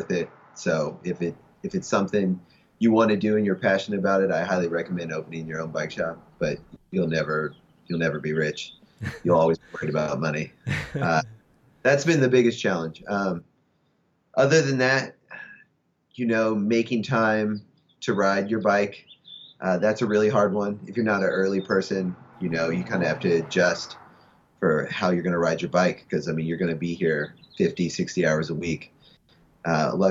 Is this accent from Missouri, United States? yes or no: no; Southern Indiana, United States; now in Los Angeles, United States; I'm from Southern Indiana